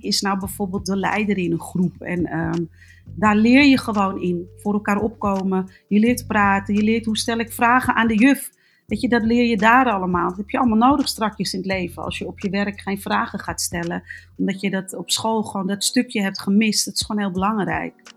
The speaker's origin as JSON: {"language": "Dutch", "town": "Amsterdam", "region": "North Holland", "country": "Netherlands", "tie": "born or raised there", "said": "ik ben geboren en getogen in Amsterdam"}